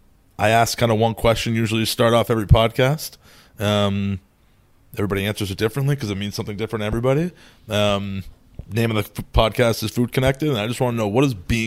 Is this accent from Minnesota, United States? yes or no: no; Boston, Massachusetts, United States; I'm from Boston, born and raised.